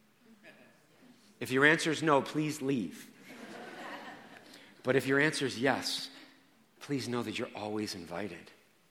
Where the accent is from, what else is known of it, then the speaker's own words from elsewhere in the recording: Rockland County, New York, United States; I grew up in Rockland County.